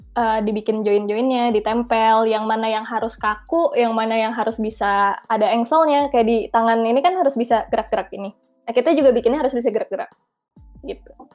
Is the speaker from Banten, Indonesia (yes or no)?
no; Jakarta, Indonesia; moved away as an adult; now in Bandung, Indonesia; gue anak Jakarta